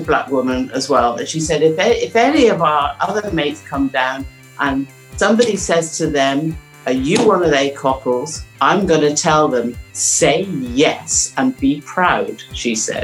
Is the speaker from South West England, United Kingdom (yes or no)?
yes; Cornwall, South West England, United Kingdom; we're into the fourth generation here now